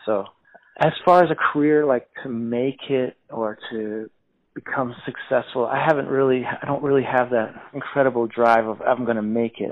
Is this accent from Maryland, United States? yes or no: yes; Silver Spring, Maryland, United States; also born or lived in Washington D.C.; I was born in Washington D.C., but I was raised, you know, in the suburbs in uh, Silver Spring, Maryland